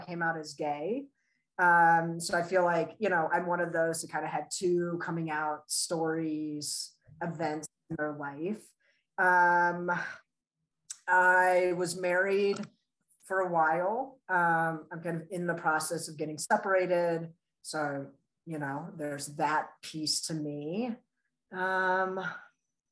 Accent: Colorado, United States; also born or lived in Russia / Virginia; when I was 8, we moved to Colorado. So I pretty much say I'm from Colorado

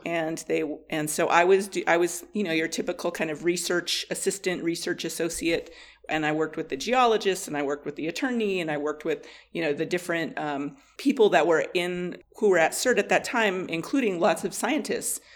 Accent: Blackfeet Reservation, Montana, United States; moved away as an adult; also born or lived in Colorado; I grew up on the Blackfeet Reservation

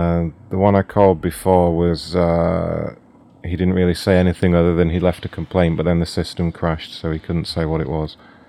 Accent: United Kingdom; You may be able to tell I'm British, so will you have a selection of tea available for me, hot tea?

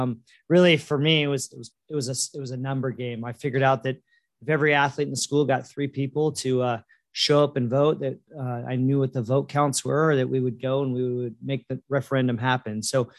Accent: Newport Beach, California, United States; now in Long Beach, United States; So kind of did the every other weekend thing growing up, but kind of born in Long Beach, grew up in Newport, every other weekend here. And then after college, I came back here

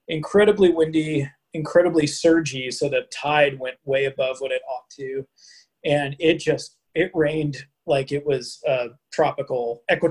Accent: California, United States; moved away as an adult; now in Pacific Northwest, United States; I grew up in California

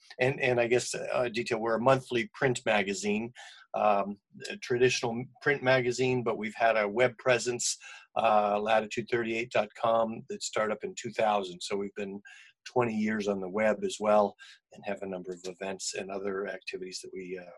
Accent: Boston, Massachusetts, United States; moved away; I grew up in the Boston area

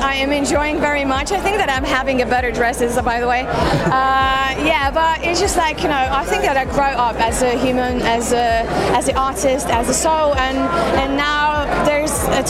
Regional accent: Lithuania; I'm from Lithuania.

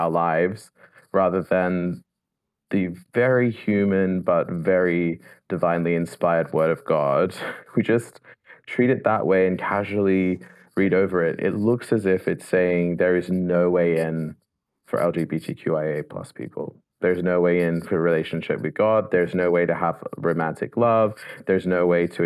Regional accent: Sydney, New South Wales, Australia; moved away as an adult; now in Oxford, United Kingdom; I'm from Sydney, Australia. Originally

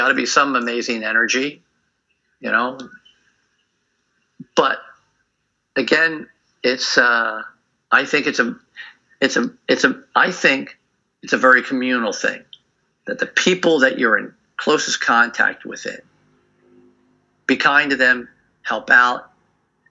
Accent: United States; I'm an American. And I was a teenager during the 60s

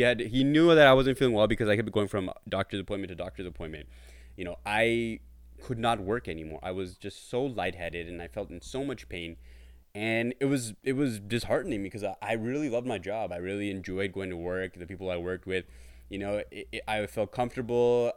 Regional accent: Brampton, Ontario, Canada; I am from Toronto, Ontario, Canada. Uh, well, more so in Brampton, but Toronto is, uh, our base over here

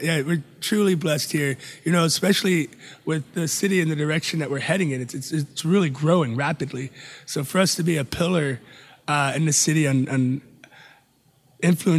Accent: Atlanta, Georgia, United States; also born or lived in Charlotte, North Carolina / Spain; now in San Antonio, United States; Originally Atlanta, Georgia

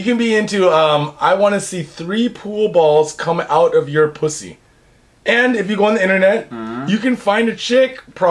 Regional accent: Seattle, Washington, United States; now in Japan; Dude, I'm from Seattle. We are the land of smoked salmon.

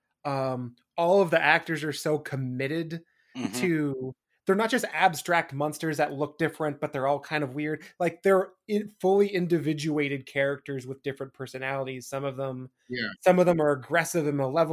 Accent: Eastern Washington, United States; when I was growing up in Eastern Washington

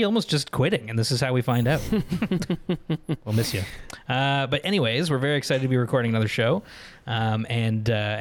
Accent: Ottawa, Ontario, Canada; We're from Ottawa

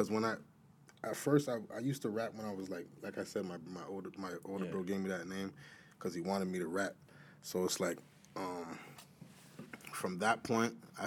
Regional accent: Toronto, Ontario, Canada; growing up in the East, it was just like any other hood

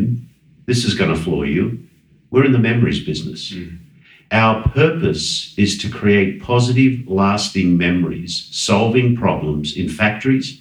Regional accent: Sydney, New South Wales, Australia; moved away; I was born in Sydney, Australia, as some of you might get from my accent.

